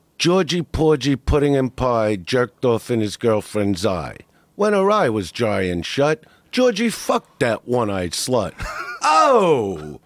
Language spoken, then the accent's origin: English; New York City, New York, United States; I am from Brooklyn